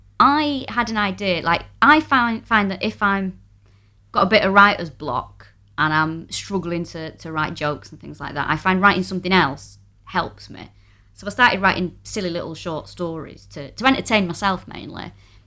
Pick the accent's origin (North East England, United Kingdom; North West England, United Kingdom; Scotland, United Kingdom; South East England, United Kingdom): North West England, United Kingdom; Manchester; moved away as an adult; now in London, United Kingdom; So, I am from Manchester.